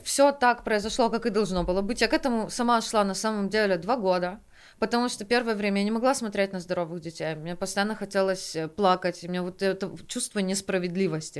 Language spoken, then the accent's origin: Russian; Kyiv, Ukraine; я выросла на Оболоне в основном